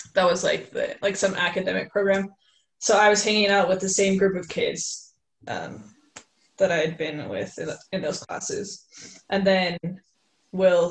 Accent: Highland, Utah, United States; I am 22, and I'm from Highland, Utah

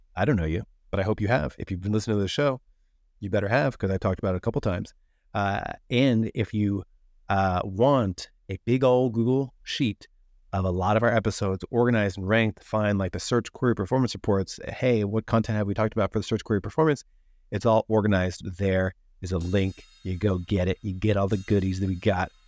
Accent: New Jersey, United States; I'm from New Jersey

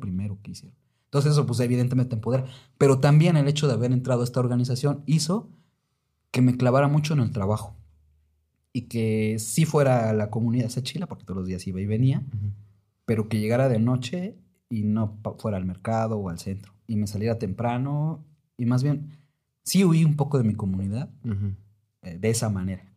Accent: Oaxaca, Mexico; also born or lived in Mexico City; yo había sido de Oaxaca desde que nací en la Ciudad de México

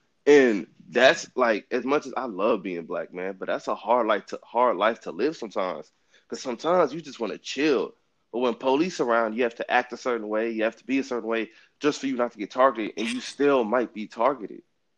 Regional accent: Richmond, Virginia, United States; Growing up in the Richmond area, I didn't really see a lot of racism that much.

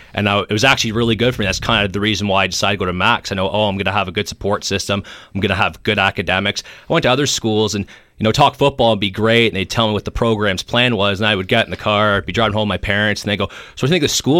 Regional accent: Golden Horseshoe, Ontario, Canada; I was from the Golden Horseshoe area

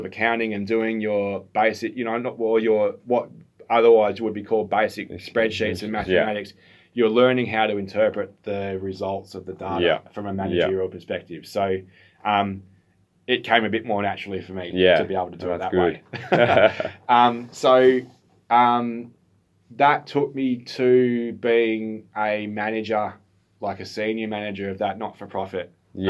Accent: Bendigo, Victoria, Australia; I grew up in Bendigo. My first 3 or 4 years were in Bendigo.

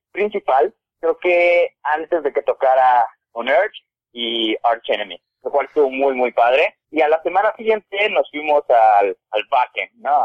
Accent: Tehuacán, Puebla, Mexico; moved away as an adult; now in Mexico City, Mexico; la, banda realmente empezó como un hobby en Tehuacán, Puebla, ni siquiera Puebla la ciudad, sino un municipio. Ahí yo con mi vecino eh, empezábamos

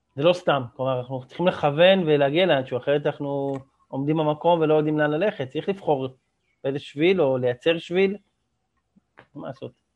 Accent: Israel

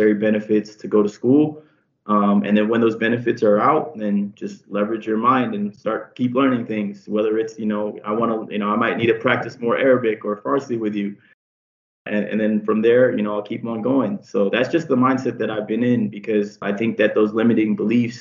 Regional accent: San Diego, California, United States; I'm from San Diego. I'm Mexican and Filipino

